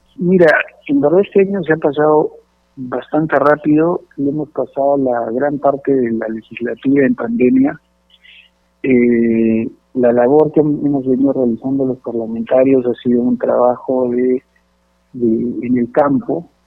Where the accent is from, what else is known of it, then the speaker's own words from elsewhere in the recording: Peru; como peruanos